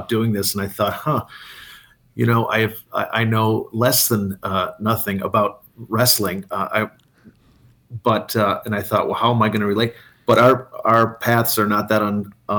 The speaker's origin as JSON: {"language": "English", "town": "Antigo", "region": "Wisconsin", "country": "United States", "tie": "born or raised there", "also_born_or_lived": "Milwaukee, Wisconsin", "said": "Born in Milwaukee, moved from there when I was going to start kindergarten, moved way up north to do a little small town in central Wisconsin called Antigo."}